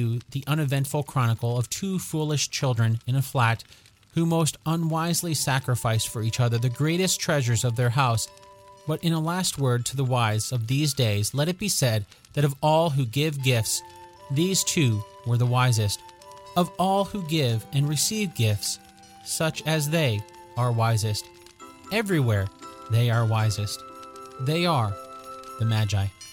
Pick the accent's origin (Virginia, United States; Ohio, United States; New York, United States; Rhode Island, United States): Ohio, United States; Cleveland; I grew up just outside of Cleveland, Ohio, and I loved playing in the snow